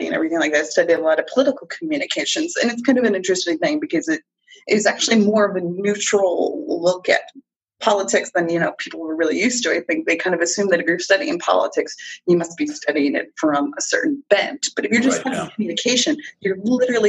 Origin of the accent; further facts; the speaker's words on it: Massachusetts, United States; I grew up in Massachusetts